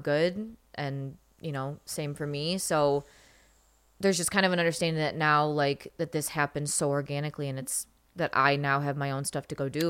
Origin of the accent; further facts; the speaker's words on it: Michigan, United States; I grew up in Michigan